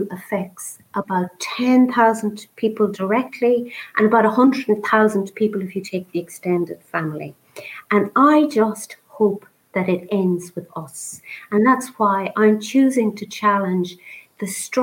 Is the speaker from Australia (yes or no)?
no; Ireland; I was born in St. Patrick's mother and baby home